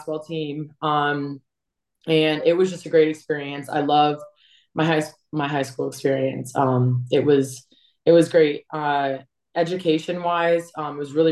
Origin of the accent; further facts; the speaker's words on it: Massachusetts, United States; moved away as an adult; also born or lived in New Hampshire / Miami; I grew up in Mass